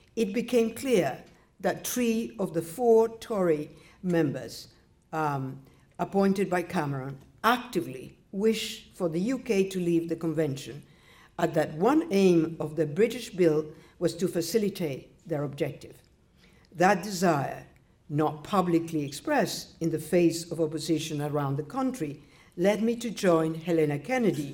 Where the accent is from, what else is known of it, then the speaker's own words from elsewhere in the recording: Nicaragua; moved away; I was born in Nicaragua.